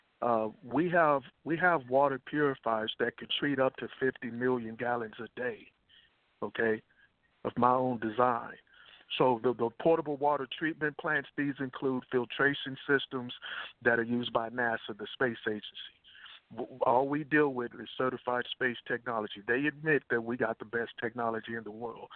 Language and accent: English; Texas, United States; also born or lived in Dallas; I grew up in Texas